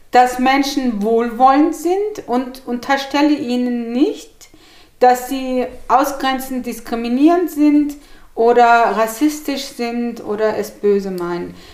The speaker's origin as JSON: {"language": "German", "town": "Gemlik", "region": "Bursa", "country": "Turkey", "also_born_or_lived": "Hannover / Frankfurt", "moved": "yes", "lives_now": "Hanau, Germany", "said": "Oh, also ich komme aus der Türkei und bin von Gemlik, einem kleinen Städtchen am Marmara-Meer, nach Hannover verpflanzt worden. Und von Hannover bin ich über Frankfurt in Hanau gelandet."}